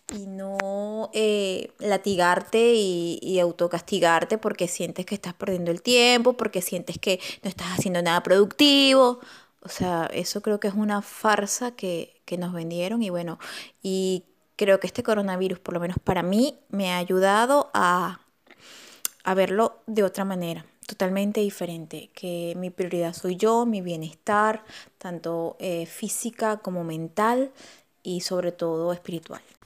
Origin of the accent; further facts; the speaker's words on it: Venezuela; moved away as an adult; now in Argentina; soy venezolana y radico en Argentina desde hace tres años